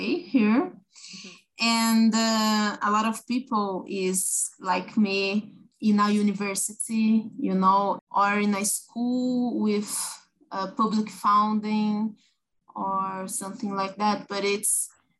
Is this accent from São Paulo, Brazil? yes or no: yes; São Paulo countryside, Brazil; now in São Paulo, Brazil; I was born in Sao Paulo, but I lived in the countryside for a long time